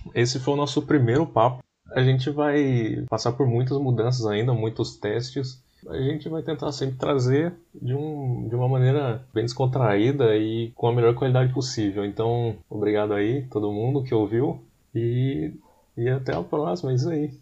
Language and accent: Portuguese; Taubaté, São Paulo, Brazil; nós somos de Taubaté.